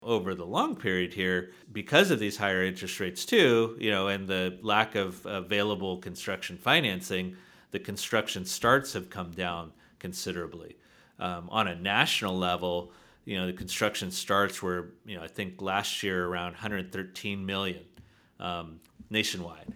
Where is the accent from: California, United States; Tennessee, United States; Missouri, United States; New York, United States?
California, United States; San Diego; I'm originally from San Diego, California